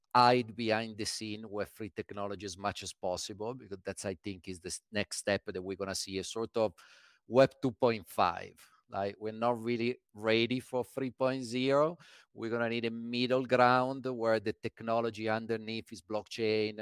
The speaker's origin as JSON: {"language": "English", "town": "Milan", "region": "Lombardy", "country": "Italy", "tie": "born or raised there", "also_born_or_lived": "London", "moved": "as an adult", "said": "Born in Milan"}